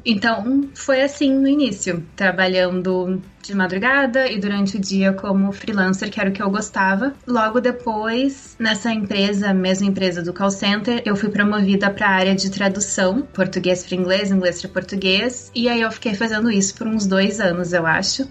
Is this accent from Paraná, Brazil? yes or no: no; Porto Alegre, Rio Grande do Sul, Brazil; moved away as an adult; now in South Africa; Eu sou de Porto Alegre, no sul do Brasil, e eu sempre morei lá toda a minha vida